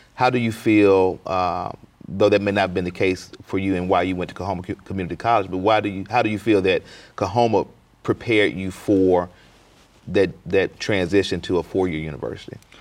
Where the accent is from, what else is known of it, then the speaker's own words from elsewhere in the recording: Clarksdale, Mississippi, United States; I'm, you know, from Clarksville as well